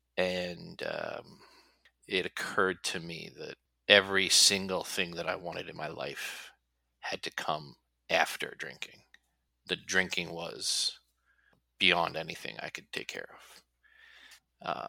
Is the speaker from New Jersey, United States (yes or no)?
yes; New Jersey, United States; I'm from New Jersey